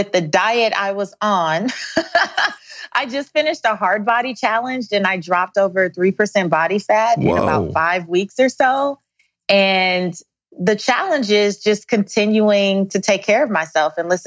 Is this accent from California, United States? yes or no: yes; Los Angeles, California, United States; now in South Pasadena, United States; South Central Los Angeles